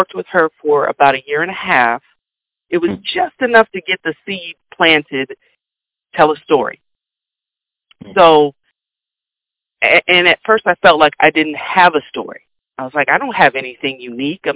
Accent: Kansas, United States; I'm from Kansas

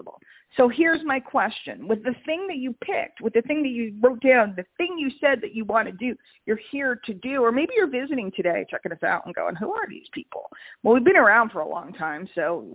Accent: New York, United States; I'm from New York

